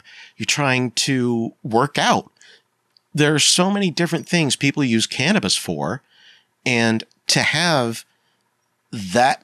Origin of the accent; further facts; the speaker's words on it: Pennsylvania, United States; I grew up in the 90s in Pennsylvania